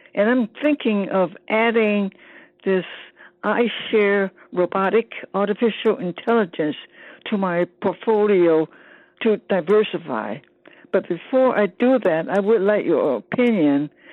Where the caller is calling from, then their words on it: San Francisco, California, United States; I'm calling from San Francisco